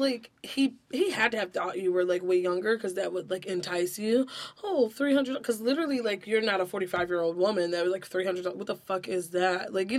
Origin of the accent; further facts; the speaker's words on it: Los Angeles, California, United States; Like, you can't tell me from about my hometown.